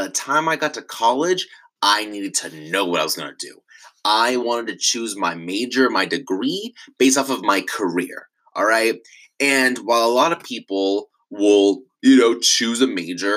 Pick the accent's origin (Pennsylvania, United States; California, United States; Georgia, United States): California, United States; Irvine; I grew up in Orange County in Irvine